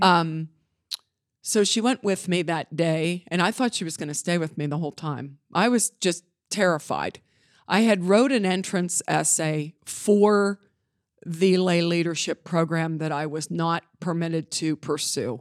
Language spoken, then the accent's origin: English; Johnstown, Pennsylvania, United States; also born or lived in Altoona, Pennsylvania / Indiana, Pennsylvania / Gettysburg, Pennsylvania / Pittsburgh, Pennsylvania; now in Beaver Falls, United States; I was raised in Johnstown, Pennsylvania